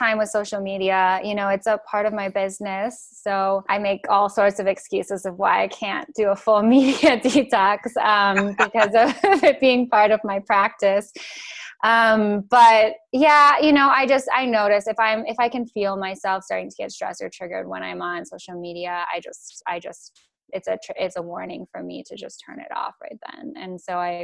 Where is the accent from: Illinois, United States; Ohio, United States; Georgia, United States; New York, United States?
Illinois, United States; Chicago; moved away as an adult; now in Oregon, United States; where I grew up in Chicago, it's not very mainstream